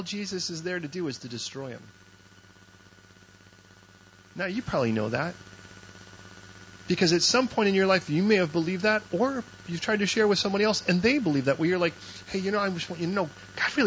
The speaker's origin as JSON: {"language": "English", "town": "Chicago", "region": "Illinois", "country": "United States", "tie": "born or raised there", "said": "I was born in Chicago"}